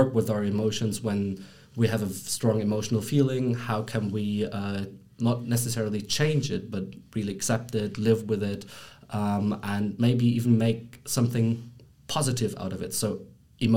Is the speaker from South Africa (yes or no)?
no; Germany; moved away as an adult; now in Brussels, Belgium; I'm born and raised in Germany